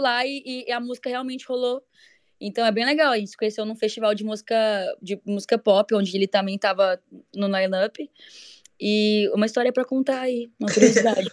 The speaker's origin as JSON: {"language": "Portuguese", "town": "Goiânia", "region": "Goiás", "country": "Brazil", "said": "eu sou de Goiânia"}